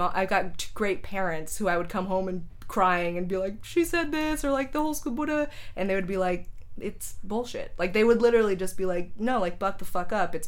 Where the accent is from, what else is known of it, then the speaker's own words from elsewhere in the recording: San Jose, California, United States; also born or lived in Chicago; I grew up in San Jose.